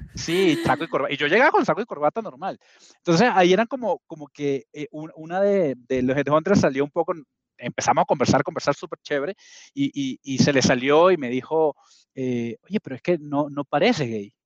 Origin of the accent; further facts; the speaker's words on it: Venezuela; accent: Venezuelan; now in Peru; tengo mi, mi dejo eh, venezolano porque me crié